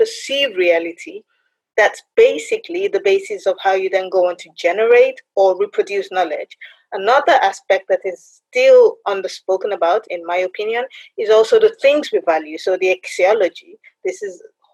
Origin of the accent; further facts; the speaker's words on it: Nigeria; I'm Nigerian in origin